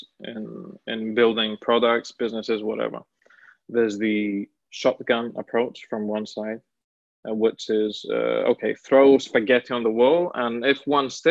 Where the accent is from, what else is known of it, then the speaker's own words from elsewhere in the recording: Greece; moved away as an adult; also born or lived in Milan, Italy; I'm originally from Greece